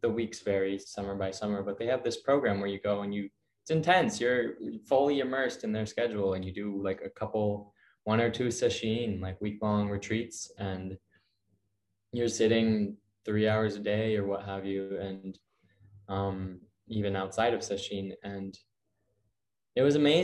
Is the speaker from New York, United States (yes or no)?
no; Ann Arbor, Michigan, United States; moved away; Ann Arbor is my hometown